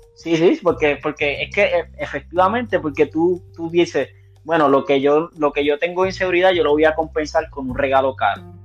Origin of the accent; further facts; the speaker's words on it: Puerto Rico; now in United States; en mi trabajo no, yo soy el único puertorriqueño que hay.